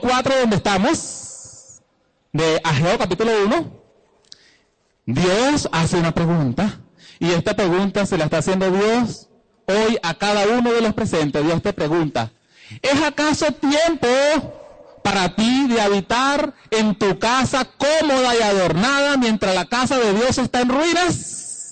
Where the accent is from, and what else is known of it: Venezuela; also born or lived in Guatire, Miranda